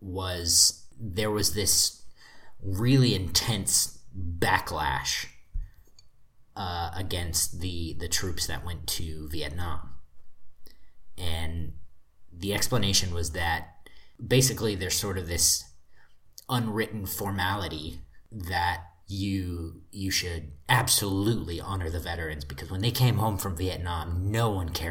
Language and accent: English; Amarillo, Texas, United States; My hometown, Amarillo